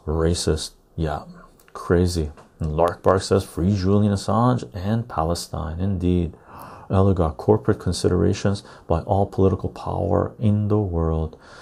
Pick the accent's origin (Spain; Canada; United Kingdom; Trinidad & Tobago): Canada; as a Canadian